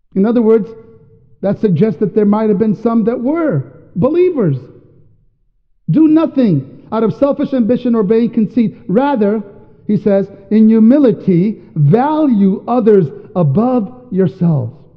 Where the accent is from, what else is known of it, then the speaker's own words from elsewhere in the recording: New York, United States; also born or lived in Washington State; now in Washington, United States; I'm from New York